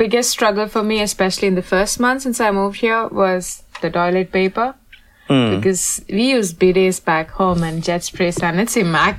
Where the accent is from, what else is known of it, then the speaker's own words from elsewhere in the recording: India; moved away as an adult; now in Paris, France; I'm from India.